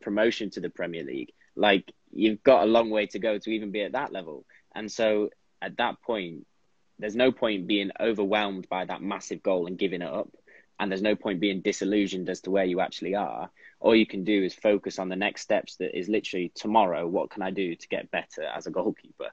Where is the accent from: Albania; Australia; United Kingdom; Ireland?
United Kingdom; England; moved away as an adult; also born or lived in Spain; being an English keeper